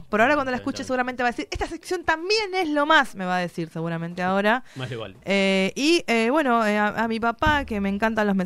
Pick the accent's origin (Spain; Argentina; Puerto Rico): Argentina; Tucumán; mi familia durante el verano, como familia norteña, muy, es muy común venirse para la costa, porque como no tenemos mar, allá somos...